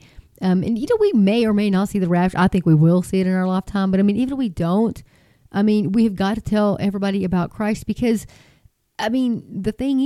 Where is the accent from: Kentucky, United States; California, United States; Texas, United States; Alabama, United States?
Texas, United States; this little Texas girl